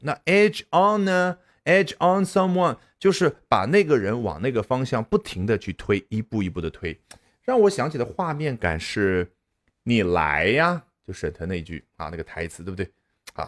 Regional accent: China; 我们中国人

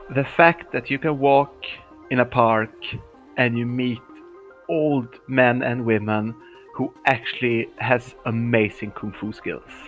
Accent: Trani, Apulia, Italy; moved away; My hometown is called Trani. It's on the uh, east coast of Puglia

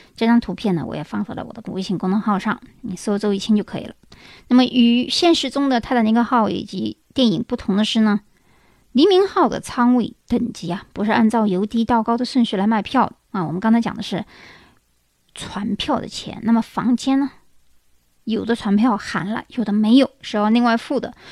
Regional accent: China; 我们中国人也有车，但是你肯定停在外面的多

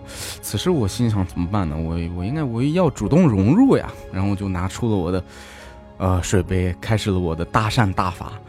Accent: Shanxi, China; moved away; 因为我家是山西的，河对面就是陕北，

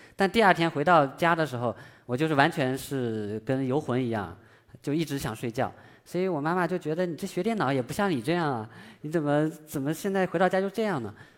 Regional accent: China; 我们中国人

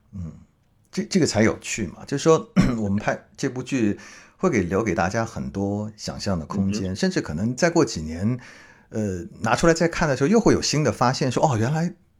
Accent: Hangzhou, Zhejiang, China; moved away; 我是去年回杭州嘛

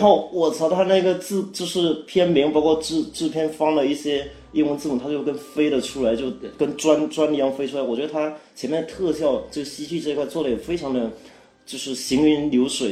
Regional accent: Fujian, China; 我是福建人，我是闽南人

